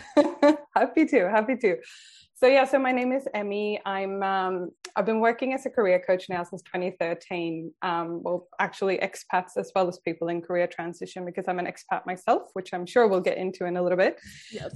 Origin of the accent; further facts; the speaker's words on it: Sweden; also born or lived in San Francisco, United States; now in Australia; I grew up in Sweden